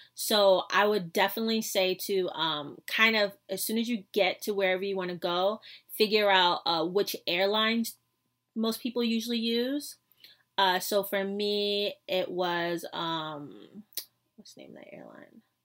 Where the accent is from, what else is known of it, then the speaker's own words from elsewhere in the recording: New York City, New York, United States; I was from New York City.